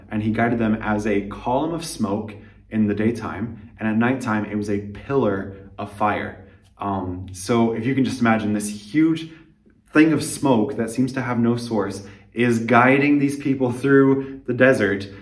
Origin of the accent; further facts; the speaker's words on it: United States; moved away as an adult; now in Liberec, Czech Republic; I'm an American missionary in Liberec, Czech Republic